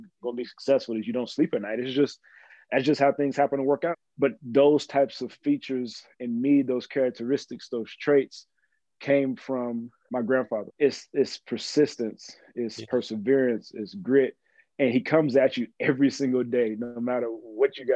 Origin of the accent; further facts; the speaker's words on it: Mexia, Texas, United States; moved away; also born or lived in Arizona; I always tell folks we actually have more cattle than we have people in Mejia, Texas